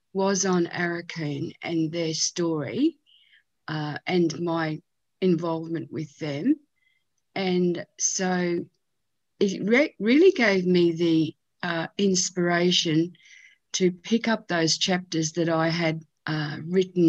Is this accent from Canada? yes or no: no; Australia; the history of our nation